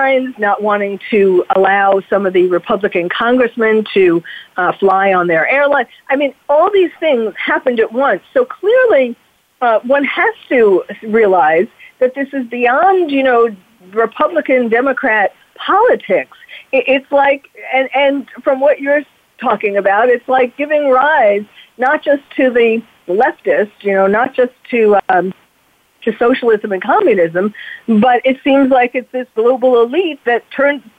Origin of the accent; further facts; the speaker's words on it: New York, United States; moved away; I'm from New York originally, and when I used to live in New York